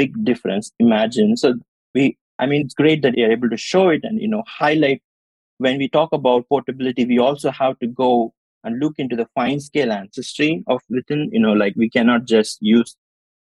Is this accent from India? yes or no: yes; India; I'm from India